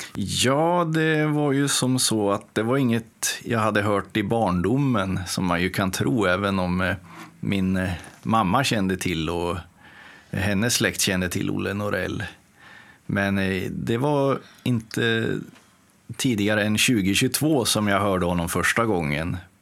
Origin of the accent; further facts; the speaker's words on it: Timrå, Västernorrland County, Sweden; moved away as an adult; also born or lived in Motala; now in Gothenburg, Sweden; jag kommer ju från Timrå ursprungligen då och eh, bodde där och eh, verkade fram tills jag fyllde 20